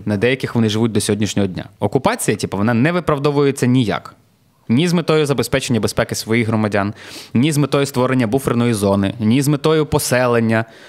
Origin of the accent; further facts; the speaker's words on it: Klevan, Rivne Oblast, Ukraine; now in Lviv, Ukraine; я з Клевані, я там народився